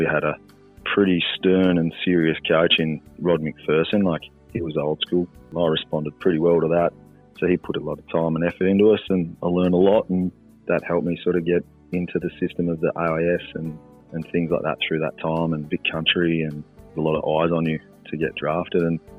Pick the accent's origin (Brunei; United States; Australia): Australia; Bendigo, Victoria; also born or lived in Wangaratta; So I was actually born in Wangaratta, and then moved to Bendigo when I was one. So grew up as a little kid and everything in Bendigo.